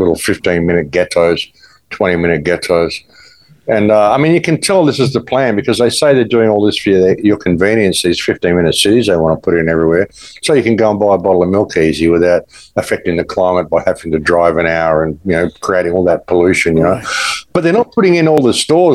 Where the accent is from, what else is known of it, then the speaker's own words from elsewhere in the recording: Australia; moved away as an adult; now in Mexico; I'm from Australia. I haven't been there since October 2021